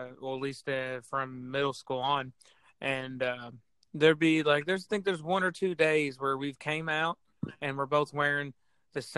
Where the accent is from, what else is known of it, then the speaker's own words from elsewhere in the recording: Tennessee, United States; I'm from Tennessee